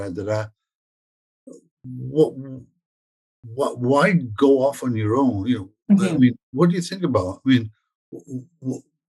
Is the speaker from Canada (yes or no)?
yes; Toronto, Ontario, Canada; we're both from Toronto, but I'm just outside of London at the moment, London, UK, that is